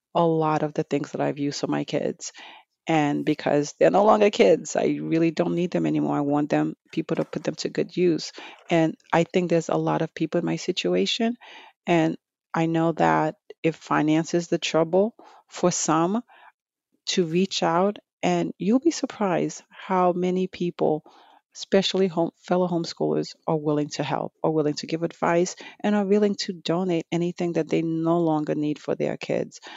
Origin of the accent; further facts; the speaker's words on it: New York City, New York, United States; growing up in Brooklyn, New York, um, years ago